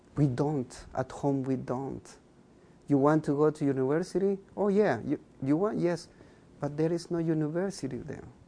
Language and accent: English; Chichicastenango, Quiché, Guatemala; first language K'iche'; English is a second language; moved away as an adult; also born or lived in Binghamton, New York; now in United States; i'm a mayan i speak uh, uh, one of the 23 mayan languages that we have in guatemala that's my first language